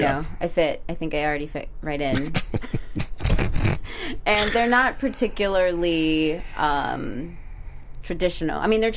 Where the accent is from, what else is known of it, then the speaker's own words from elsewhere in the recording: South Orange County, California, United States; English is a second language; also born or lived in Nayarit, Mexico; I grew up in South Orange County.